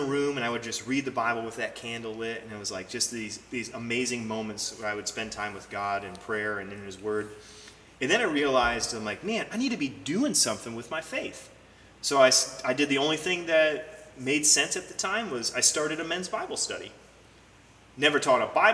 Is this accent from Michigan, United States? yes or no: yes; Metamora, Michigan, United States; I grew up in Metamora, Michigan